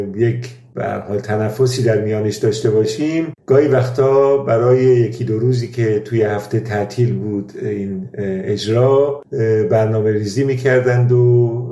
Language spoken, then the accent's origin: Persian; Iran; moved away as an adult; now in Germany; من سال 1365 به آلمان مهاجرت کردم و از همون سال تا امروز هم در اروپا زندگی میکنم ولی ارتباط تنگاتنگ با ایران داشتم